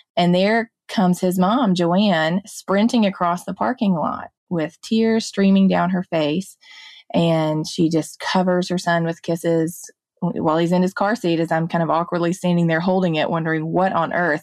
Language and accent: English; Jackson, Mississippi, United States; I grew up in West Jackson here in Mississippi in a more comparatively higher crime area.